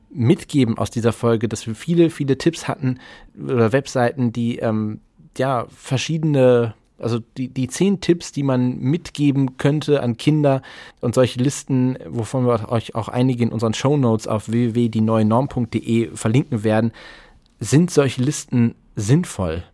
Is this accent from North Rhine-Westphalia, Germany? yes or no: yes; Essen, North Rhine-Westphalia, Germany; Meine Heimatstadt Essen, übrigens Kulturhauptstadt 2010